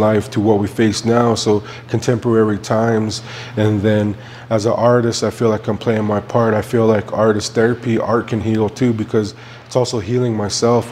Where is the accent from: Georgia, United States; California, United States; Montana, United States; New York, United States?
Montana, United States; Blackfeet Nation; I'm from the Blackfeet Nation